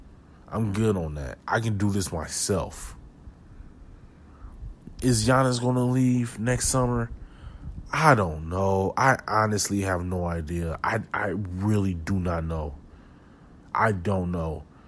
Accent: Milwaukee, Wisconsin, United States; And y'all know, man, I'm from Milwaukee. So I'm a Packer fan, green and gold, to the day I'm dead.

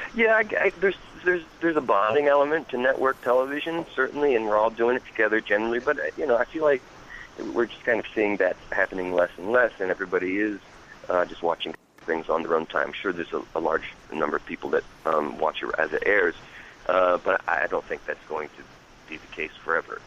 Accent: Hackettstown, New Jersey, United States; also born or lived in Pennsylvania; I was born and raised in Jersey

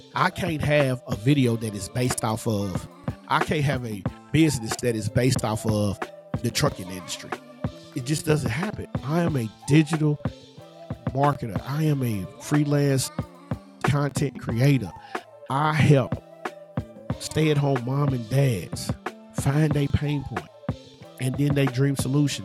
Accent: Louisville, Kentucky, United States; in my neighborhood, where I grew up at, in the surrounding area, you know, there's a part of there's a part of the city that I live in. I'm from Louisville

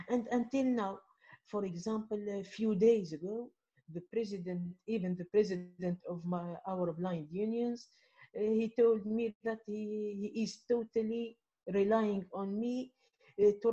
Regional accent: Midoun, Medenine, Tunisia; English is a second language; here in my hometown in Midun, Jerba

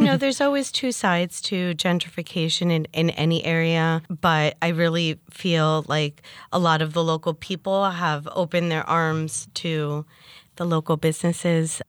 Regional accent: Basking Ridge, New Jersey, United States; also born or lived in Hoboken, New Jersey / Bergen-Lafayette, Jersey City; now in Jersey City, United States; I grew up in New Jersey in Basking Ridge.

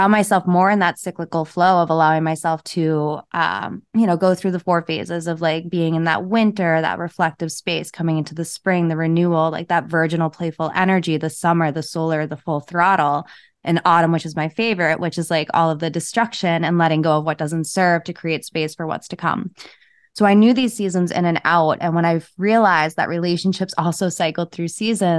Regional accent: New England, United States; I'm from New England

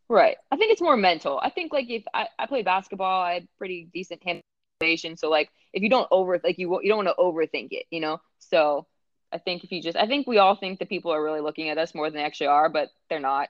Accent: Pittsburgh, Pennsylvania, United States; now in Cincinnati, United States; I was born and raised there.

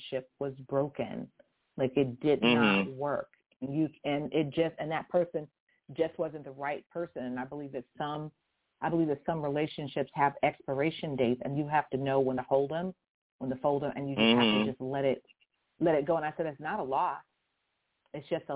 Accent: Houston, Texas, United States; moved away; I was born in Houston, Texas, where the folks are just so sweet

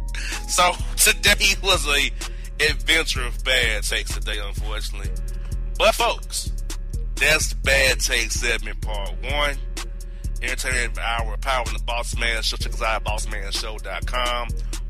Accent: Kansas City, Missouri, United States; I'm Kansas City, brother. I'm trying to be offensive to you. I'm from Kansas City.

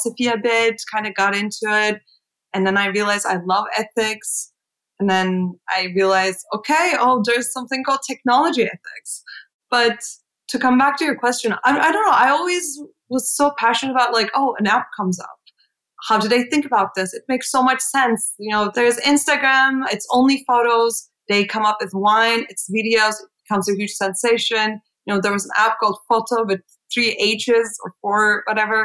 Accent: Istanbul, Turkey; English is a second language; moved away as an adult; now in New York, United States; I'm from Istanbul, Turkey. I have spent all my life up until moving to go to NYU, to New York. So I was there all my life

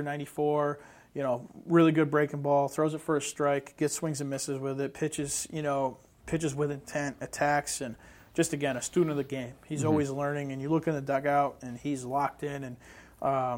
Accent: Western New York, United States; I'm from Western New York

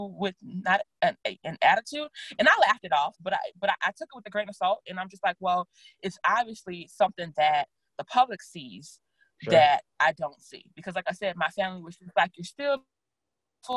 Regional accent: Louisiana, United States; now in Austin, United States; I'm from Louisiana

